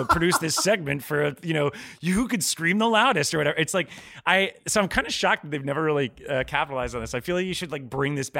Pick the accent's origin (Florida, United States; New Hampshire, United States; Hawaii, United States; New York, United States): Florida, United States; I'm from Florida, so I used to have to drive from Tallahassee to Miami.